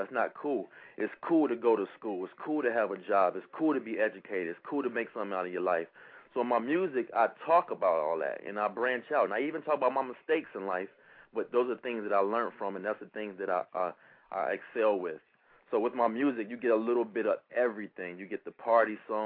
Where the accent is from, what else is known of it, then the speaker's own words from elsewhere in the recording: Cleveland, Ohio, United States; moved away as an adult; now in Virginia, United States; I'm originally from Cleveland, Ohio, and back in 2000, I joined the Air Force